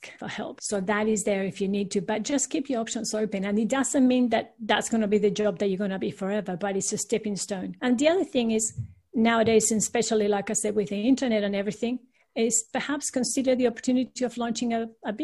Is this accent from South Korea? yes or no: no; Peru; now in Australia; I'm actually originally from Peru in South America, and all my family is still there